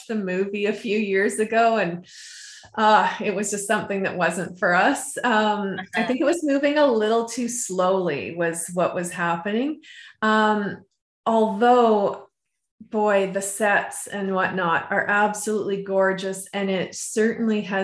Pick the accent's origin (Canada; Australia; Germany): Canada; just outside of Vancouver, BC, British Columbia; moved away; I grew up just outside of Vancouver, BC, and they have a very, you know, very mild temperatures